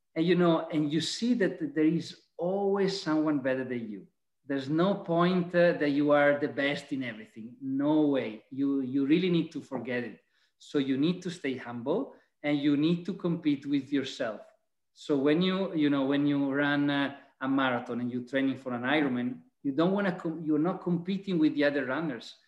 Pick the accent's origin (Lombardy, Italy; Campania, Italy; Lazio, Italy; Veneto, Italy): Veneto, Italy; Venice area; also born or lived in Vicenza; I'm Italian. I'm from the Venice area